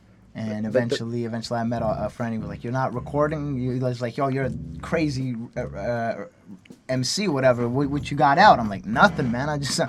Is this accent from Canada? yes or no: yes; Longueuil, Quebec, Canada; also born or lived in Montreal; I was actually born in Montreal, but I was raised in on the South Shore, Greenfield Park, Longueuil.